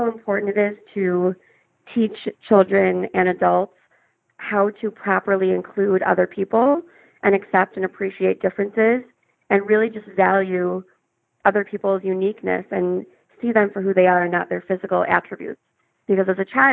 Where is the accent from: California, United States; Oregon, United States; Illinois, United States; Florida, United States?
Illinois, United States; Chicago; I was born and raised in Chicago. I still live here.